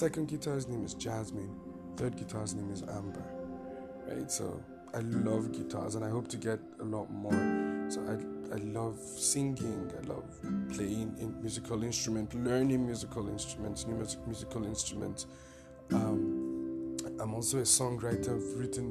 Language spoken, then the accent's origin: English; Taraba, Nigeria; now in Abuja, Nigeria; I'm from Taraba State, Chamba by tribe